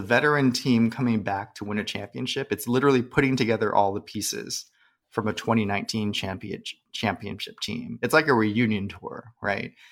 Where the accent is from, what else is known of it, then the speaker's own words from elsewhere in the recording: San Jose, California, United States; growing up in San Jose